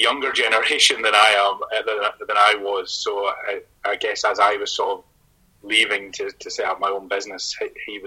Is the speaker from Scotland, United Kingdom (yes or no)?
yes; Fife, Scotland, United Kingdom; moved away as an adult; also born or lived in Belfast, Northern Ireland; now in Edinburgh, United Kingdom; I was born in Belfast and my family were all in Northern Irish, so I don't feel 100% Fife